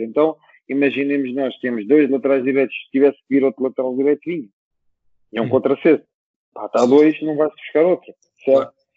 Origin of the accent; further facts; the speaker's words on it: Lisbon, Portugal; eu também sou de Lisboa